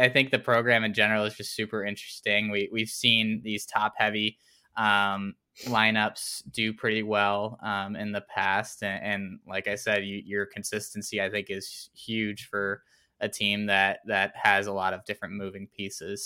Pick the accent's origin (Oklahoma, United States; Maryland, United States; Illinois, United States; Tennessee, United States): Tennessee, United States; grew up in Tennessee